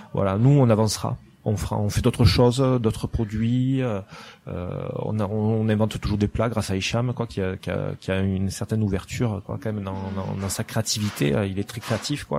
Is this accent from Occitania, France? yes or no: yes; Lourdes, Occitania, France; accent: south of France; moved away as an adult; also born or lived in Toulouse; now in Barcelona, Spain; je suis né à Lourdes en fait, où j'ai vécu euh, mon enfance jusqu'à l'âge de 18 ans à peu près